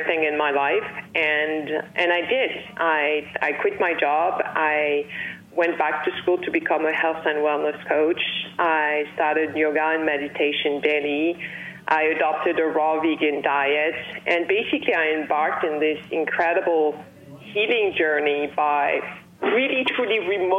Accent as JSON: {"language": "English", "town": "Paris", "region": "Île-de-France", "country": "France", "tie": "born or raised there", "moved": "as an adult", "lives_now": "Los Angeles, United States", "said": "I was born and raised in Paris, and then I fell in love with California, and I moved to California with the new millennium"}